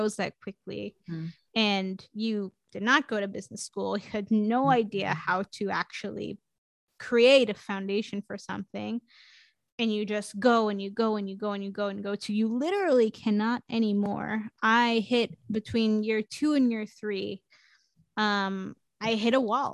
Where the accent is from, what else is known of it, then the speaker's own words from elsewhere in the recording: New York City, New York, United States; now in Portland, United States; I'm originally from New York City. I grew up in Queens